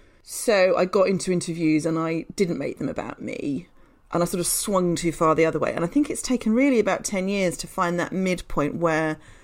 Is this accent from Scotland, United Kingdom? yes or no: no; Yorkshire and the Humber, United Kingdom; moved away as an adult; now in London, United Kingdom; So I grew up in Yorkshire in a fairly, you know, sort of normal British town, not particularly exciting. And then I moved to London to go to university and stuck around afterwards